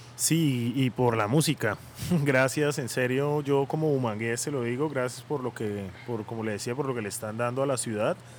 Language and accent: Spanish; Bucaramanga, Santander, Colombia; yo que soy de Bucaramanga